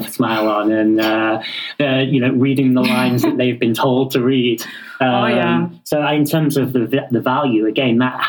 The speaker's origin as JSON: {"language": "English", "country": "United Kingdom", "said": "Yeah, well, obviously I'm British, so I can't do anything without saying please and thank you."}